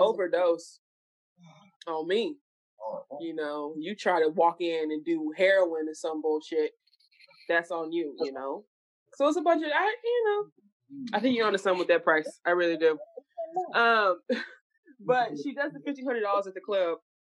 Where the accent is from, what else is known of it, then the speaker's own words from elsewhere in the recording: Dallas, Texas, United States; We are all from Dallas.